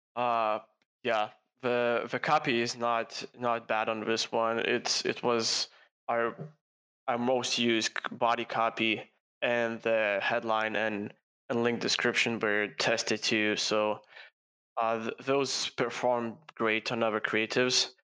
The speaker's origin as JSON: {"language": "English", "country": "Lithuania", "said": "start an agency in my home country, Lithuania"}